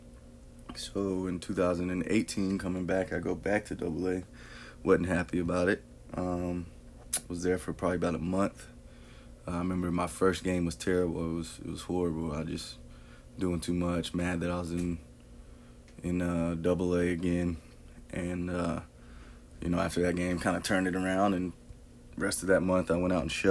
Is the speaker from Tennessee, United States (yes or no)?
yes; Tullahoma, Tennessee, United States; I'm from Tullahoma, Tennessee. I went to Tullahoma High School